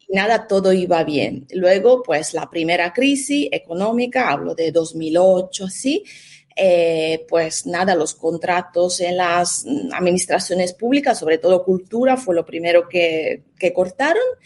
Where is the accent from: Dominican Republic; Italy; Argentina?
Italy; Spanish is a second language; moved away as an adult; now in Spain; soy italiana, me licencié en Italia